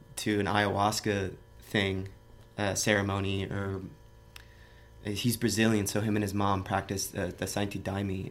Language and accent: English; Miami, Florida, United States; moved away as an adult; now in San Francisco, United States; I grew up in a suburb of Miami